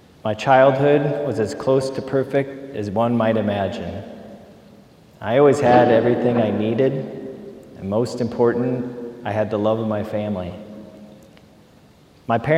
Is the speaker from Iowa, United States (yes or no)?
yes; Marion, Iowa, United States; I grew up in Marion, Iowa, with two loving parents, an older sister and a twin brother